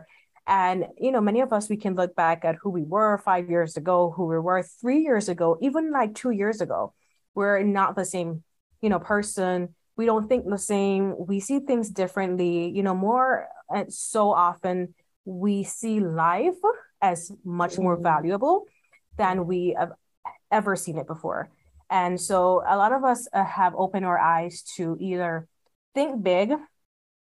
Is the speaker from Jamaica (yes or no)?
yes; Jamaica; now in Las Vegas, United States; I'm from Jamaica